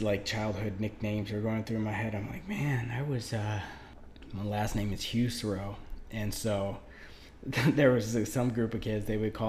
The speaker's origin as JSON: {"language": "English", "town": "Detroit", "region": "Michigan", "country": "United States", "tie": "born or raised there", "also_born_or_lived": "Warren / Southfield", "said": "I grew up in, you know, I'm from Detroit"}